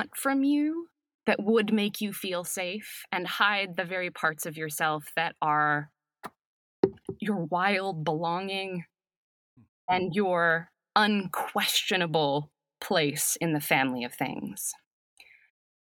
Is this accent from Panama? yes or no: no; Canada; now in Los Angeles, United States; as a Canadian